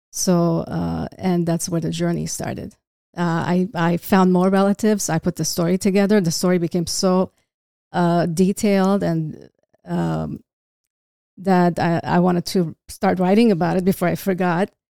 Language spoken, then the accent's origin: English; Beirut, Beirut Governorate, Lebanon; now in California, United States; I was, uh, born in Beirut